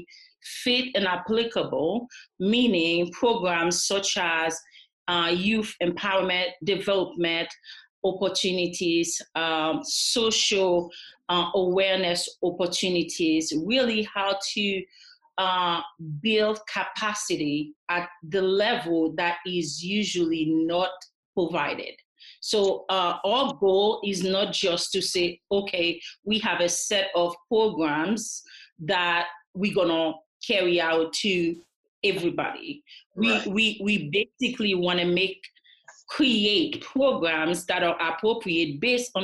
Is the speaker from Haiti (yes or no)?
yes; Haiti; moved away; I am originally from Haiti, but I have been here since the 1980s.